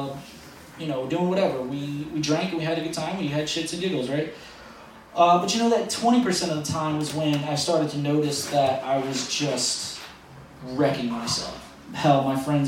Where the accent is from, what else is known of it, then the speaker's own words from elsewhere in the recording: New Orleans, Louisiana, United States; moved away; I am originally from New Orleans